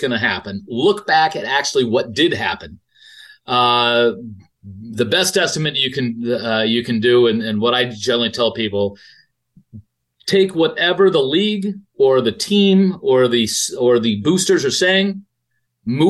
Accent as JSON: {"language": "English", "town": "Denver", "region": "Colorado", "country": "United States", "tie": "born or raised there", "said": "I grew up in Denver"}